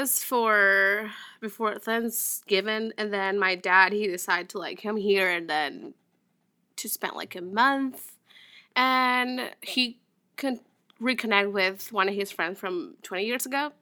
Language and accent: English; Venezuela; English is a second language; moved away as an adult; now in United States; I'm from Venezuela